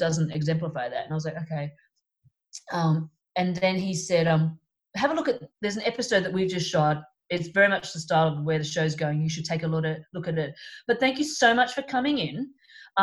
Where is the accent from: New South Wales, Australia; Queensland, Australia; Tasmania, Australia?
New South Wales, Australia; Sydney; moved away; also born or lived in Melbourne, Australia; I'm from Sydney, but we moved to Melbourne